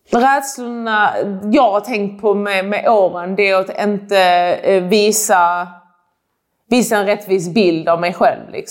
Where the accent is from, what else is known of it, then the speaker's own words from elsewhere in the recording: Iran; Alltså jag är också iranier, liksom, att det är jätteviktigt att visa att man kan.